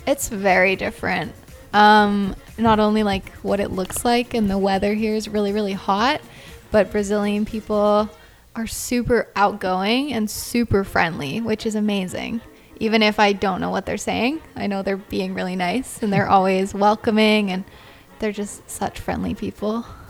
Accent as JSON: {"language": "English", "country": "Canada", "said": "I'm Canadian and I'm just traveling through South America right now"}